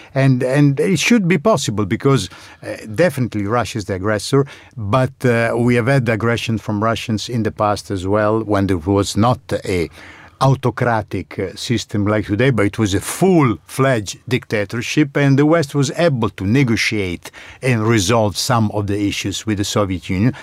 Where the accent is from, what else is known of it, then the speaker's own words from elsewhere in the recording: Bologna, Emilia-Romagna, Italy; my hometown in Italy of Bologna